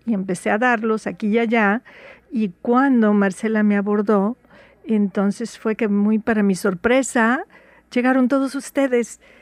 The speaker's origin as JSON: {"language": "Spanish", "region": "Veracruz", "country": "Mexico", "tie": "born or raised there", "first_language": "Spanish", "moved": "yes", "lives_now": "Seattle, United States", "said": "Soy jarocha, orgullosamente jarocha. Nací en Veracruz y llevo aquí en Seattle más o menos como más de 40 años"}